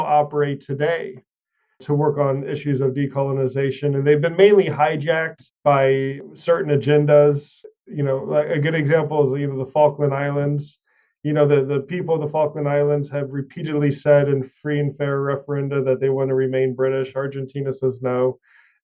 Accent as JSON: {"language": "English", "country": "United States", "said": "as an American"}